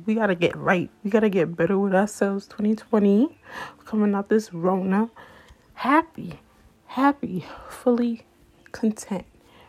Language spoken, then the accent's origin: English; New York City, New York, United States; I'm from Brooklyn